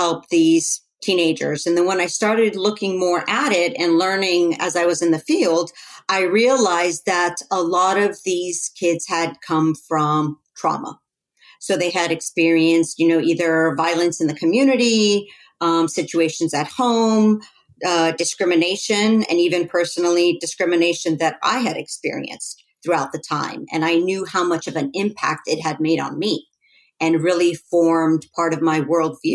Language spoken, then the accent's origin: English; Los Angeles, California, United States; I grew up in Los Angeles